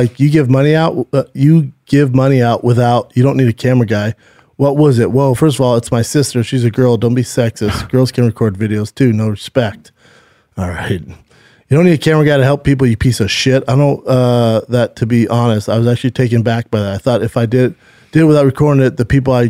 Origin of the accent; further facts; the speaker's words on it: California, United States; California's the toughest, but it's my home state